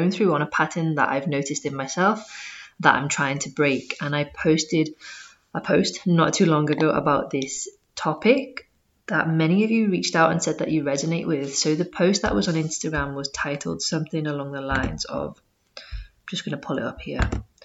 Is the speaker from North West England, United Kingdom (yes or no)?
yes; Liverpool, North West England, United Kingdom; moved away as an adult; also born or lived in Sheffield / Leeds / Canterbury / Barcelona; I moved from Liverpool, where I'm originally from, to Sheffield